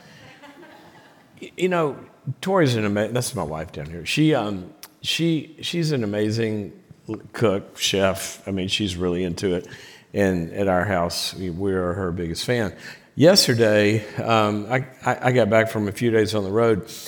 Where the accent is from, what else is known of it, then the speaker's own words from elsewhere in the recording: the South, United States; moved away; I'm from the South